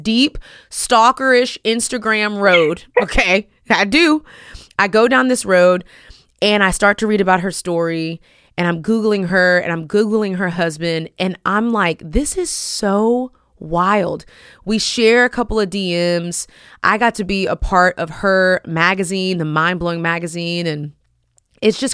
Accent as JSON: {"language": "English", "town": "Houston", "region": "Texas", "country": "United States", "tie": "born or raised there", "said": "that's my hometown"}